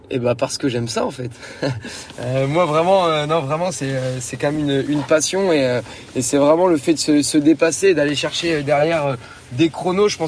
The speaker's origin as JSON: {"language": "French", "town": "Hérouville-Saint-Clair", "region": "Normandy", "country": "France", "tie": "born or raised there", "lives_now": "Caen, France", "said": "J'habite à Caen. Je viens de Caen, je suis né à Caen, j'ai grandi à Hérouville-Saint-Clair et euh, maintenant j'habite euh, de nouveau à Caen."}